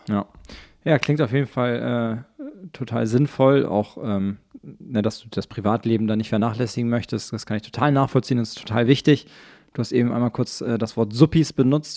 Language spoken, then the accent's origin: German; Schwarzenbek, Schleswig-Holstein, Germany; wir Schwarzenbeker würden wahrscheinlich auch von, eine Kleinstadt ist es nicht